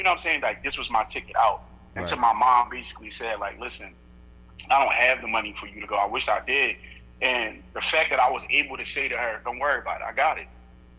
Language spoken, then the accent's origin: English; Georgia, United States; The fact that I'm from Georgia, I love to cook.